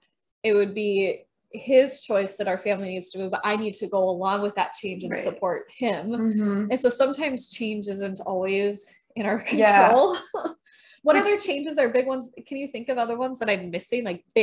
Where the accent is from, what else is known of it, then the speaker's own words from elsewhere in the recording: Minnesota, United States; accent: Minnesotan; They would make fun of me for my Minnesotan accent